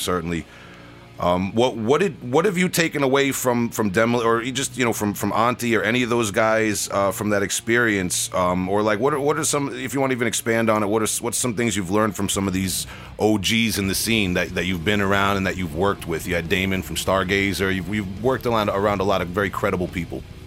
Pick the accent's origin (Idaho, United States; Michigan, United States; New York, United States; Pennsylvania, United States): New York, United States; Long Island; accent: Long Island; my Long Island accent